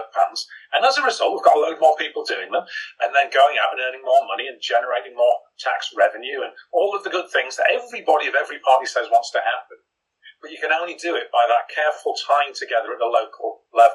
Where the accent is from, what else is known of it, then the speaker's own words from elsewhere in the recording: Teesside, North East England, United Kingdom; I grew up in Teesside, I know it well.